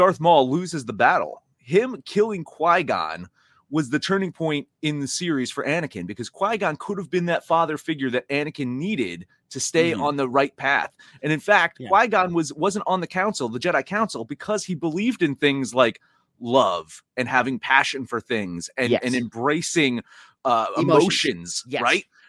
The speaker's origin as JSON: {"language": "English", "region": "New Jersey", "country": "United States", "tie": "born or raised there", "moved": "yes", "said": "that's my hometown right there. It's a shitty little small Jersey town"}